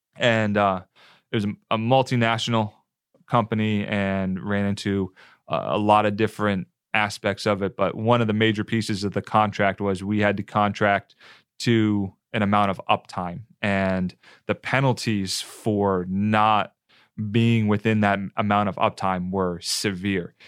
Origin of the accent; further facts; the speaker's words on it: New Jersey, United States; moved away as an adult; also born or lived in Western North Carolina; now in Tampa, United States; Northeastern kid, New Jersey, South Jersey, about ten minutes outside of Philadelphia